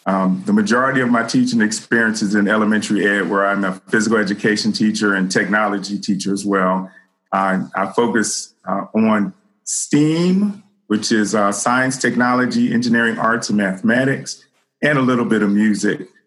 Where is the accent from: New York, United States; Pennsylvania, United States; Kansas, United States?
Pennsylvania, United States; Philadelphia; I'm born and raised in Philadelphia.